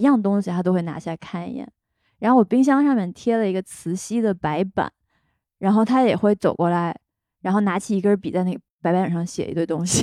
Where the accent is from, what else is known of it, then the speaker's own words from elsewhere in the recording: China; 尤其是咱们中国人